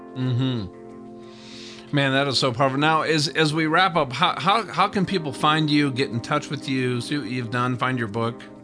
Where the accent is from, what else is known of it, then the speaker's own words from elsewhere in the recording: Minnesota, United States; I grew up in Minnesota